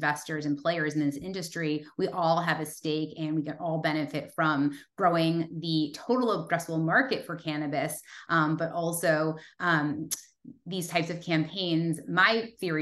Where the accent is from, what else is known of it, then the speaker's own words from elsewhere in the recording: Massachusetts, United States; now in California, United States; I was born and raised in Massachusetts